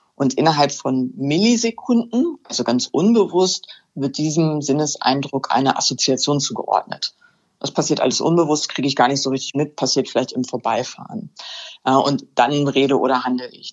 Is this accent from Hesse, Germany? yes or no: no; Hänigsen, Lower Saxony, Germany; now in Burgdorf, Germany; Ich komme ursprünglich aus Henigsen